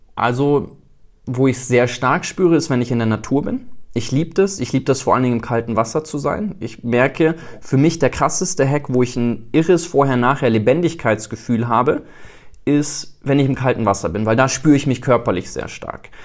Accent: South Africa; moved away; bin in Südafrika groß geworden

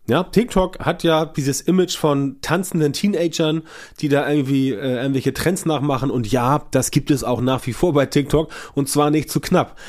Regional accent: Germany; bei uns in Deutschland

